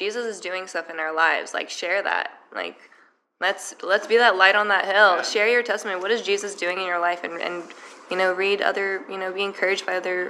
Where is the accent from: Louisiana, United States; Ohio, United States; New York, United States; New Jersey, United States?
New York, United States; New York City; I think, like, one of the challenges as a New Yorker is, like, we're constantly bombarded